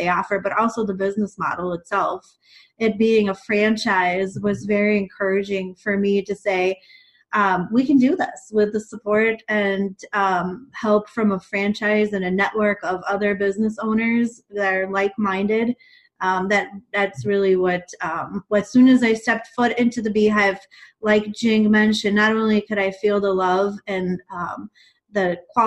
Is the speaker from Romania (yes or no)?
yes; Romania; now in Minnesota, United States; I grew up in Romania, and while I was a young child there, my great aunt had dementia